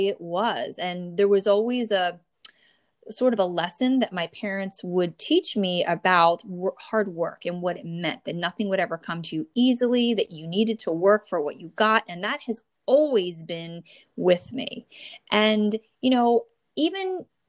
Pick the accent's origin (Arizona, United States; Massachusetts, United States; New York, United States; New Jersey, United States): New Jersey, United States; born or raised there